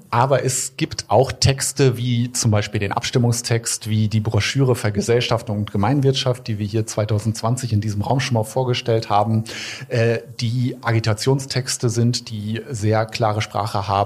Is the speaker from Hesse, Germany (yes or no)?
no; Lingen, Lower Saxony, Germany; Kleinstädten wie meiner Geburtsstadt Lingen an der Ems